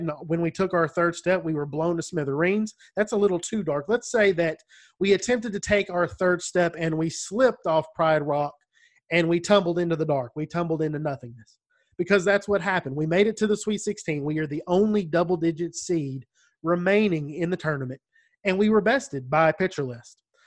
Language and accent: English; United States; accent: country